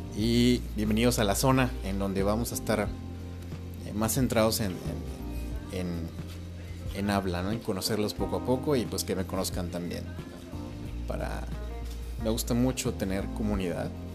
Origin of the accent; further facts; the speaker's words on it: Mexico; soy mexicano